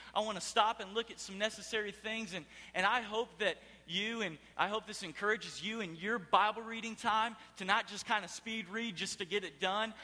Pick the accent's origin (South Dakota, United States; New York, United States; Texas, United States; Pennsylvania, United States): Texas, United States; Houston; moved away; I am from Houston, Texas.